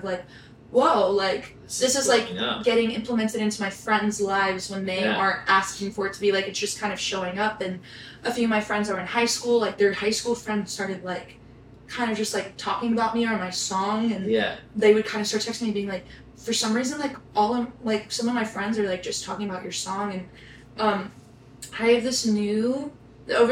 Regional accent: Nashville, Tennessee, United States; also born or lived in Texas; I grew up in Nashville

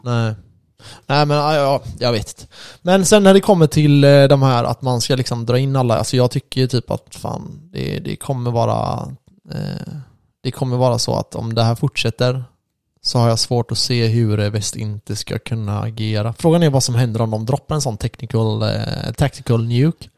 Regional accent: Sweden; oss då som är svenskar

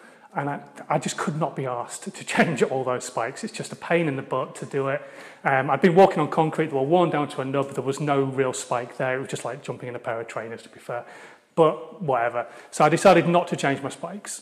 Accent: Hull, Yorkshire and the Humber, United Kingdom; I'm from Hull. So hopefully you can still understand what I'm actually saying as well, because now you know I'm a Yorkshireman

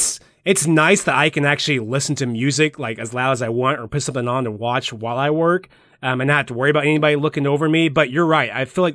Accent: Midwest, United States; I'm a Midwesterner, I guess.

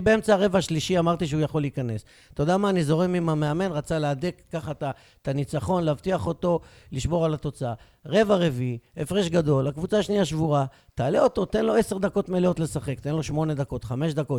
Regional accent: Beersheba, Southern District, Israel; אני כבאר שבעי, שורשים מבטן ומלידה, פטריוט אמיתי

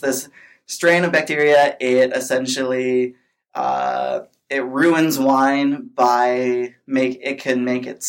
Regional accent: Minnesota, United States; now in California, United States; I'm from Minnesota

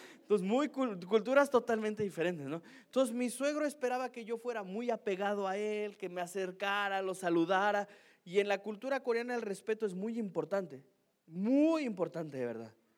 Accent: Mexico; Soy mexicano, yo no fui criado así

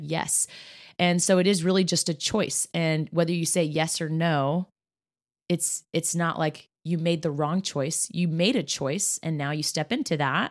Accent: Kansas, United States; now in Indianapolis, United States; That is my home state. There are some amazing people in Kansas who have truly influence the person I am today.

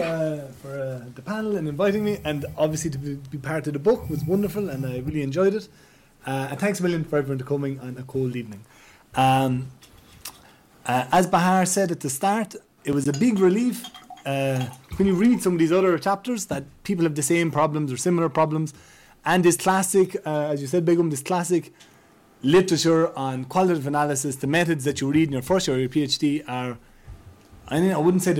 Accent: Ireland; accent: Irish; as you can see, I sound like I'm from Ireland, I look like I'm from Ireland

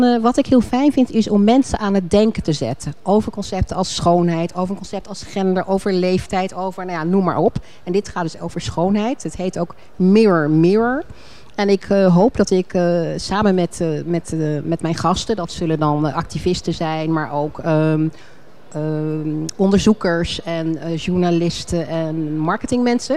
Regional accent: Alphen aan den Rijn, South Holland, Netherlands; moved away; also born or lived in Rotterdam / Leiden; Maar ik ben opgegroeid in, uh, in Al van Rijn, geboren in Rotterdam

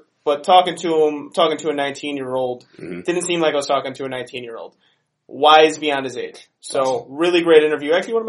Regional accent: Lamont, United States; I'm from Lamont. Yeah. I had to like grow up pronouncing Polish people's horrible names.

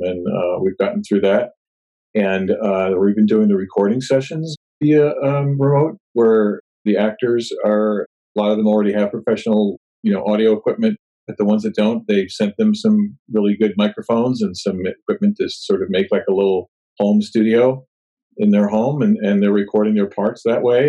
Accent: New Jersey, United States; moved away as an adult; also born or lived in Los Angeles, California / New Orleans, Louisiana; now in Sherman Oaks, United States; I grew up in New Jersey and I moved out here to LA almost 30 years ago in January of 1992

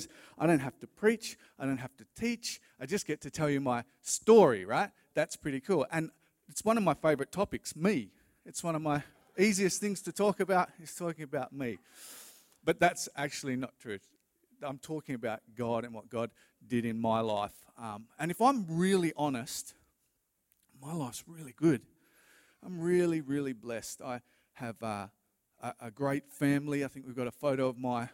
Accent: Western Australia, Australia; also born or lived in Dandenong, Victoria; I was born in Victoria, in Dandenong, Victoria. And my parents moved over to Western Australia when I was little

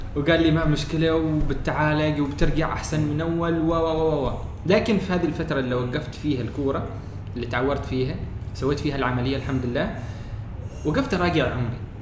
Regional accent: Oman; انا من عمان

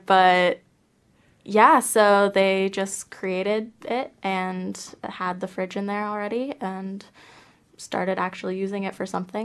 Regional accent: Southern California, United States; moved away as an adult; now in New Zealand; I'm from California, so Southern California is where my home base is

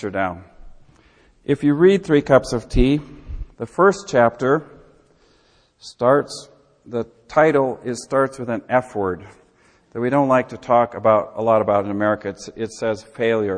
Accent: Midwest, United States; I'm from the Midwest

